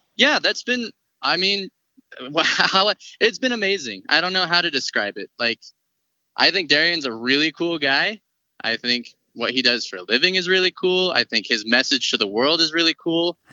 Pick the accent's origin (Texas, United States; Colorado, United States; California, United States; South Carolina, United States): Colorado, United States; born born and raised in Colorado. Been here my whole life.